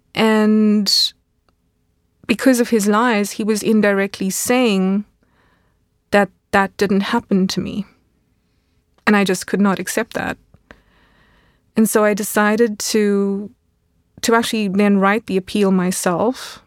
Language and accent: English; South Africa; moved away as an adult; now in Munich, Germany; a teenager growing up in South Africa